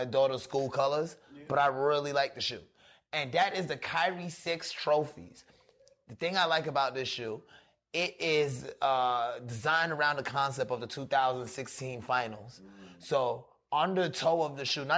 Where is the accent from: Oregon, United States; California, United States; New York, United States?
New York, United States; moved away; also born or lived in Florida; I grew up in New York, but I was living in Florida for a minute